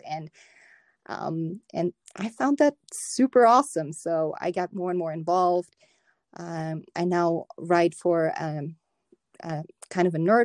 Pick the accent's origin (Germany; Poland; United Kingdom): Germany; moved away as an adult; now in United States; growing up in Germany